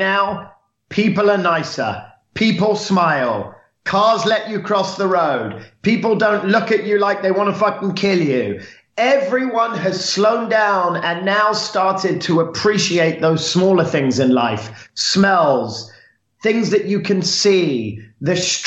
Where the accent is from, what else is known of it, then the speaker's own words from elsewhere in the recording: London, United Kingdom; now in Los Angeles, United States; Born and raised in London, in an area called St. John's Wood, which is northwest London. And yeah, I'm a Londoner